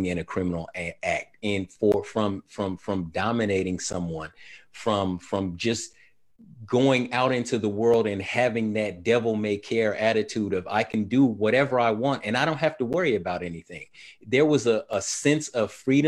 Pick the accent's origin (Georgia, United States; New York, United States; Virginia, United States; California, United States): California, United States; Sacramento; my time growing up in Sacramento was in the 1980s